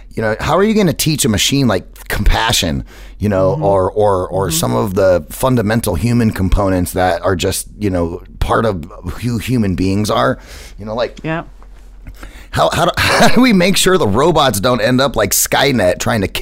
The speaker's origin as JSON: {"language": "English", "country": "United States", "said": "So I'm American"}